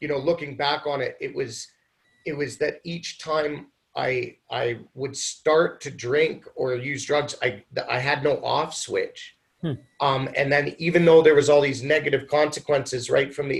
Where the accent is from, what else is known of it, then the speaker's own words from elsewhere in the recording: Ontario, Canada; moved away as an adult; also born or lived in Mexico / South America; now in Vancouver, Canada; I'm not even from here. I grew up in Ontario